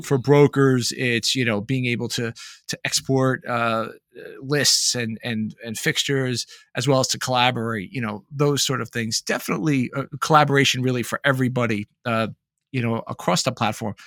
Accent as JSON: {"language": "English", "region": "Northeast", "country": "United States", "said": "I'm from the Northeast"}